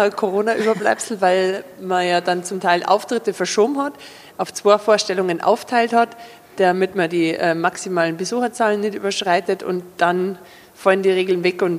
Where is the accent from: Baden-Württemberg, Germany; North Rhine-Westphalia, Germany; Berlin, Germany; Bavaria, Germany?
Bavaria, Germany; Überacker; Also in, in Überacker, wo ich aufgewachsen bin, da reden die anderen aber auch so wie ich. Also ich habe mir den Dialekt nicht ausgedacht.